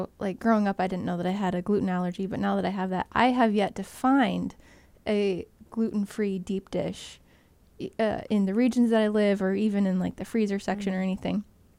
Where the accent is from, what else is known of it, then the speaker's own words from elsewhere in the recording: near Chicago, Illinois, United States; moved away; also born or lived in Michigan; despite growing up near Chicago